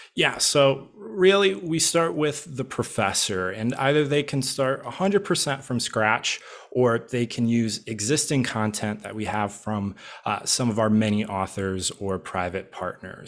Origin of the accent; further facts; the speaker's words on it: Midwest, United States; now in Arizona, United States; I'm originally from the Midwest